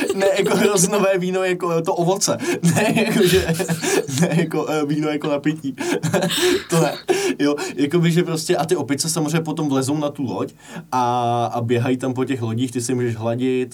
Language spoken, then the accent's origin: Czech; Prague, Czechia; jsem z Prahy